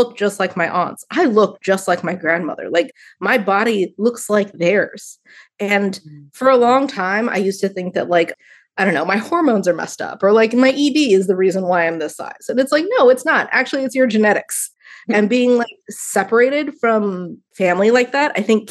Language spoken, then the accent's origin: English; United States; growing up in the United States